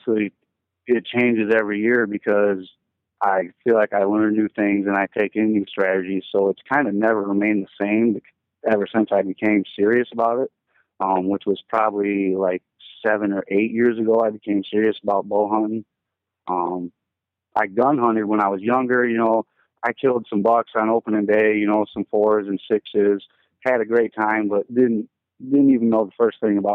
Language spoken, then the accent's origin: English; Nashville, Michigan, United States; I'm from Nashville, Michigan, which is a real little town. We don't even have a stoplight or anything. Pretty country, you know, pretty much everybody around there hunts.